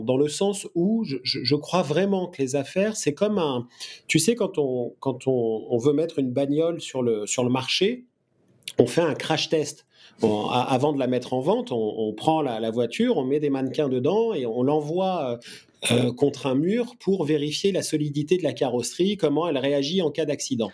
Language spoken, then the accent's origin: French; France; je suis français, que je travaille en France